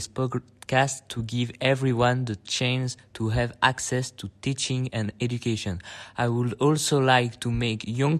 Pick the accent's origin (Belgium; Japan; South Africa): Belgium; from Belgium. I speak French, English and a bit of Dutch. I'm 15 years old.